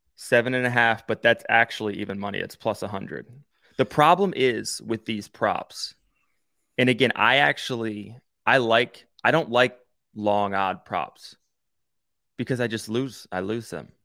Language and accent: English; Maryland, United States; I grew up in Maryland